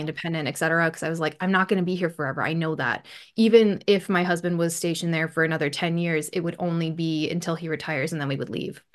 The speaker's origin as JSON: {"language": "English", "town": "Bismarck", "region": "North Dakota", "country": "United States", "tie": "born or raised there", "moved": "as an adult", "lives_now": "United Kingdom", "said": "I grew up in North Dakota. I lived there for twenty-eight-ish, twenty-nine-ish years before moving here to the U K. And, yeah. My hometown is Bismarck, North Dakota"}